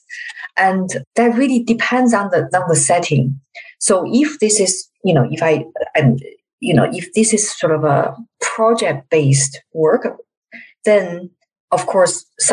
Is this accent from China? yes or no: yes; China; I'm from China